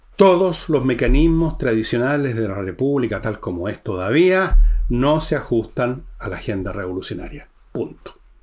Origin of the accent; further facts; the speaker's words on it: Chile; somos los chilenos comunes y corrientes, los ciudadanos.